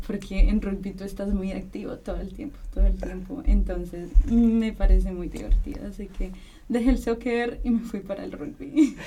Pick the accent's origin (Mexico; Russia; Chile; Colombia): Colombia; moved away as an adult; now in Vienna, Austria; soy de Colombia